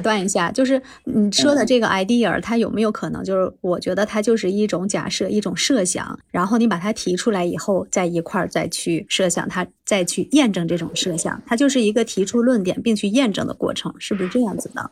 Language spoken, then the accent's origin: Chinese; Shanxi, China; 我们当地，当地咱们山西这边医院